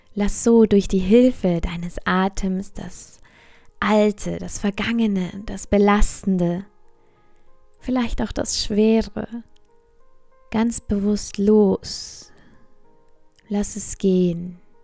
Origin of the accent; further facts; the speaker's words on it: Bavaria, Germany; hier bei uns in Bayern